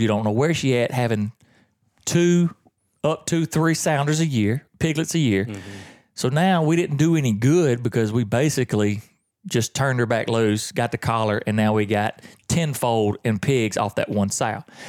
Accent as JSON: {"language": "English", "region": "the South", "country": "United States", "said": "I'm from the South"}